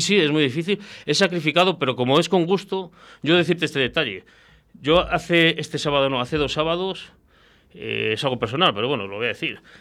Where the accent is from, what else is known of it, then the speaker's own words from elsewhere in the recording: Valladolid, Castile and León, Spain; somos muy de Castilla, de Valladolid